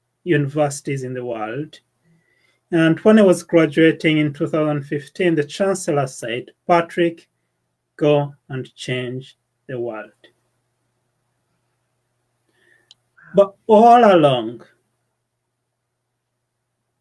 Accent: Uganda; moved away as an adult; now in United Kingdom; the village I was born in Uganda, and the school I went

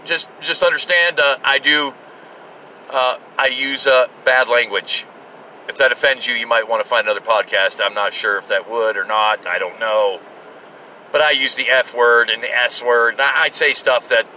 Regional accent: United States; as an American

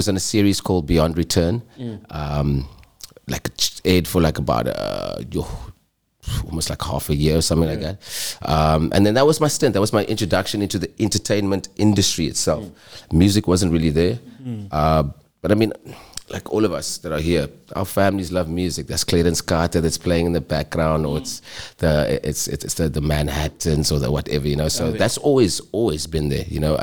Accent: Cape Town, Western Cape, South Africa; born or raised there; also born or lived in Kimberley, South Africa

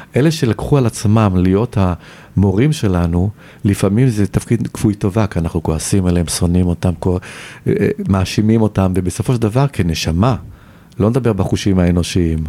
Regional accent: Tel Aviv, Tel Aviv District, Israel; moved away as an adult; also born or lived in Paris, France; גדלתי ברמת החייל, שזה שכונה של תל אביב

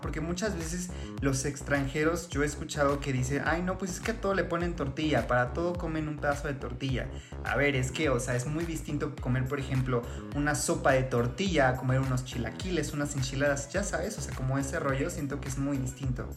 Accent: Mexico; nos compete como mexicanos

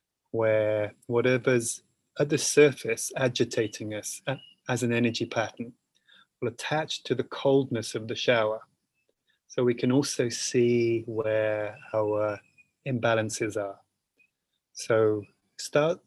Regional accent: England, United Kingdom; I'm naturally from England

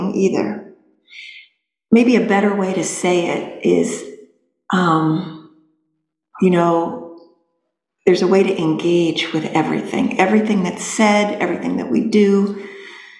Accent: New Hampshire, United States; I was being from New Hampshire

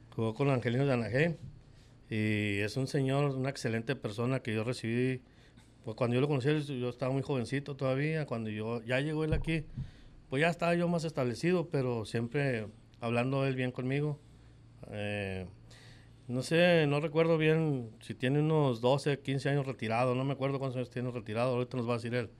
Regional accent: Guadalajara, Jalisco, Mexico; moved away as an adult; now in Hermosillo, Mexico; yo nací en el 68 en Guadalajara, Jalisco. Y nomás de que cuando llegué aquí, como llegué el 87, el 88 con el 89 me quedé a vivir aquí

